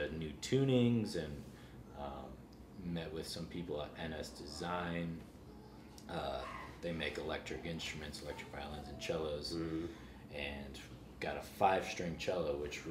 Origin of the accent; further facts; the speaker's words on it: St. Louis, Missouri, United States; now in Nashville, United States; I'm born and raised in St. Louis, but I have lots of family here in Kansas City